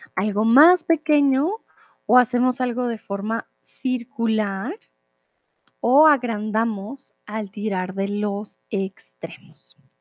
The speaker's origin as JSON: {"language": "Spanish", "country": "Colombia", "moved": "yes", "lives_now": "Mexico", "said": "soy de Colombia, ahora estoy en México"}